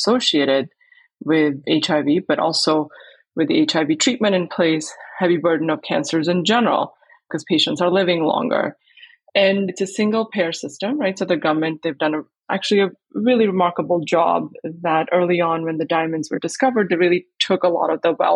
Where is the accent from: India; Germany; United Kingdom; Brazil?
India; moved away as an adult; also born or lived in Botswana; I grew up in India